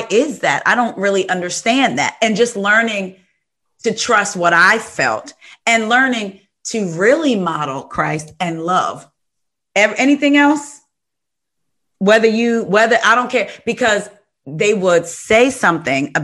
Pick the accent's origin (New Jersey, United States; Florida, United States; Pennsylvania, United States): New Jersey, United States; I'm from New Jersey